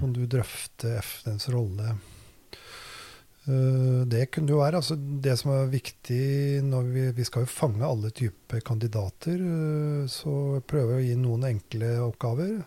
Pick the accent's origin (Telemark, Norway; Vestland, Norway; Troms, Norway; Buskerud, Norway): Buskerud, Norway; Drammen; Jeg er jo vokst opp i Drammen, da. På Austad